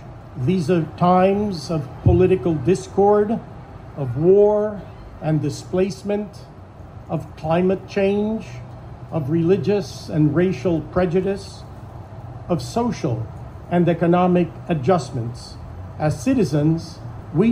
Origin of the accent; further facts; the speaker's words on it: Panama; now in United States; a Hispanic, born and raised in Panama